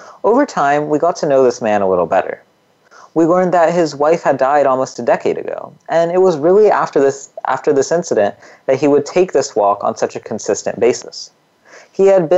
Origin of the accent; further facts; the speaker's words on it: California's Central Valley, United States; I, on the other hand, was born and raised in California's Central Valley